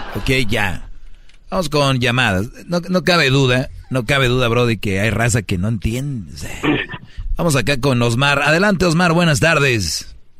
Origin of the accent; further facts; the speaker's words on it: Mexico; moved away; todos somos paisanos y somos de México